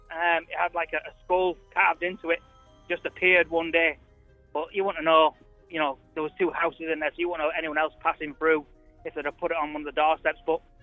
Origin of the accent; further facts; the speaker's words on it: Leeds, Yorkshire and the Humber, United Kingdom; So there's two cemeteries in Leeds, and my granddad was a caretaker of one in a place called Hare Hills.